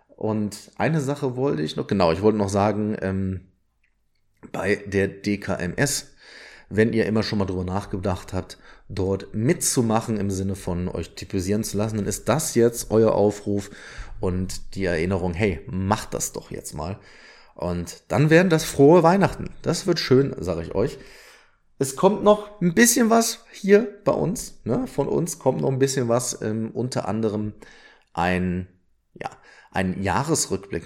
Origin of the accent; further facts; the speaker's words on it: Odenthal, North Rhine-Westphalia, Germany; wir kommen beide aus dem Rheinland, äh, sowohl Tobi als auch ich. Und ähm, wir waren beide im Odental auf der Schule